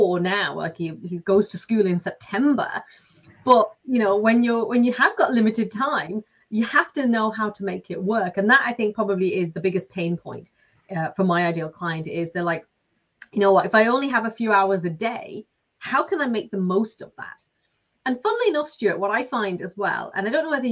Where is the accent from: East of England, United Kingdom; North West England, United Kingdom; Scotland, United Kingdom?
North West England, United Kingdom; Lancashire; moved away as an adult; now in Ireland; I'm from Lancashire. I've lived in Ireland for 20 years now.